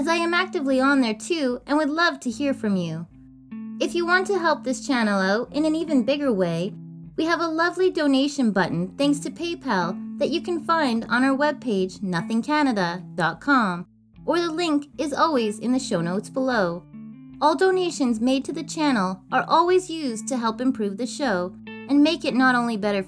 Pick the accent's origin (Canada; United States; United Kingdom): Canada; this Canadian girl